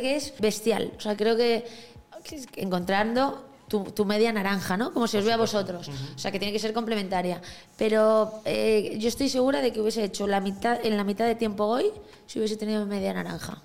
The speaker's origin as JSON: {"language": "Spanish", "region": "a village in Galicia", "country": "Spain", "tie": "born or raised there", "moved": "as an adult", "lives_now": "Madrid, Spain", "said": "yo vengo de un pueblo de Galicia, ni siquiera vengo de, la ciudad, ¿sabes? Entonces, en mi casa, los huevos que se comían eran de las gallinas de abajo"}